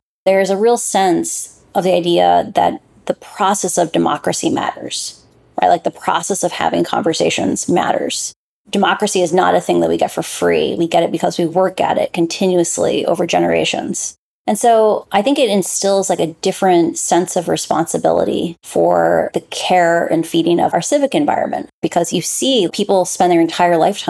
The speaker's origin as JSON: {"language": "English", "region": "Iowa", "country": "United States", "tie": "born or raised there", "moved": "yes", "lives_now": "Puerto Rico", "said": "I grew up in the Midwest in the United States, in Iowa, in a university town by two parents who are both professors"}